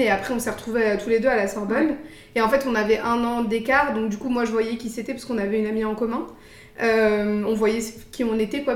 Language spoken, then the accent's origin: French; Paris, Île-de-France, France; moved away as an adult; also born or lived in Luxembourg; now in San Francisco, United States; je suis née, j'ai grandi à Paris, j'ai fait mes études là-bas.